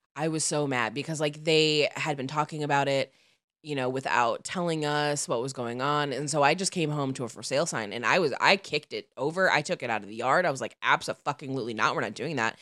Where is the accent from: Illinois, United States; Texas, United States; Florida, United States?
Illinois, United States; outside Chicago; where I grew up outside Chicago